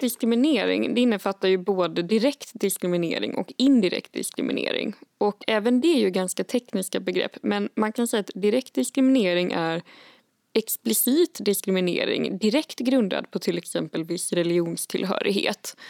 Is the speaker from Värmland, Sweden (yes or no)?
yes; Värmland, Sweden; jag är uppvuxen i Värmland